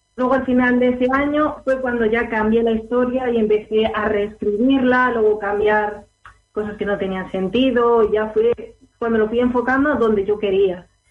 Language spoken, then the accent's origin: Spanish; Alicante, Valencian Community, Spain; Soy de El Alicante.